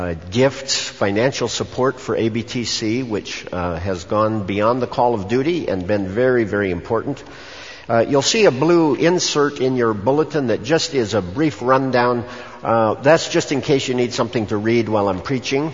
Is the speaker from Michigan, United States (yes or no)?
yes; Michigan, United States; also born or lived in Battle Creek, Michigan / Manistique, Michigan; In the state of Michigan. I was born in Battle Creek